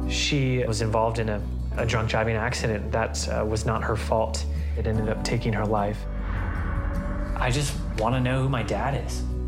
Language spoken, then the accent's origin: English; Flint, Michigan, United States; now in Portland, United States; I was born in Flint, Michigan, to just my mother